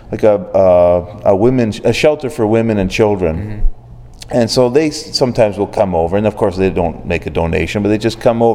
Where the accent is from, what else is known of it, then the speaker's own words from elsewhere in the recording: Oshawa, Ontario, Canada; also born or lived in Guelph, Ontario; now in Ottawa, Canada; I grew up in Oshawa